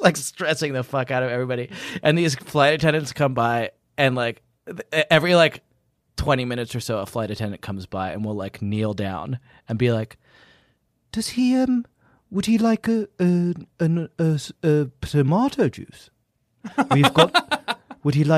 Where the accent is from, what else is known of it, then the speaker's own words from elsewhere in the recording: England, United Kingdom; accent: English; moved away; I am English and I do have an actual English accent